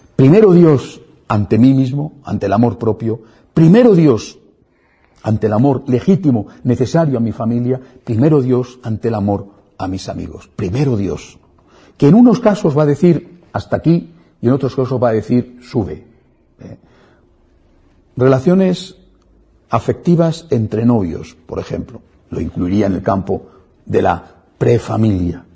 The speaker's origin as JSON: {"language": "Spanish", "country": "Spain", "said": "en mi país, en España"}